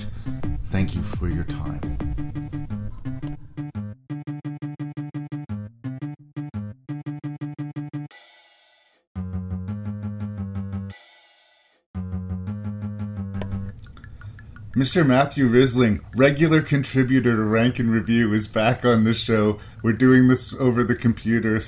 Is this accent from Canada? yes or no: yes; Canada; I'm Canadian